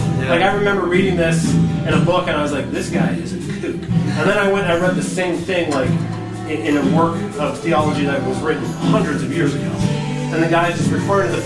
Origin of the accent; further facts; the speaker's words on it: United States; we, as modern American Protestants